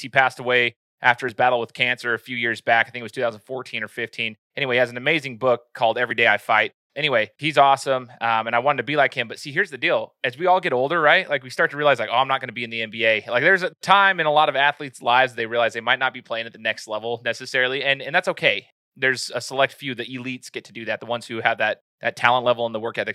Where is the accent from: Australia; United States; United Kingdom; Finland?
United States; Meridian, Idaho; now in Nampa, United States; from Meridian, Idaho, that's my hometown.